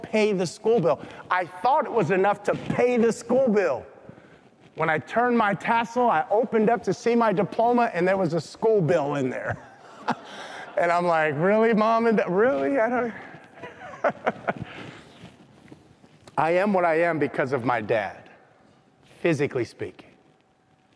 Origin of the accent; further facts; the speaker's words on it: Compton, California, United States; I grew up in Compton